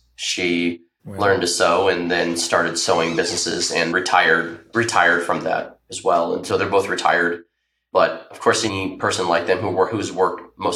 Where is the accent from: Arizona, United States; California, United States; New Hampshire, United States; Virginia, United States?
Arizona, United States; Tempe; I was born and raised in Tempe, Arizona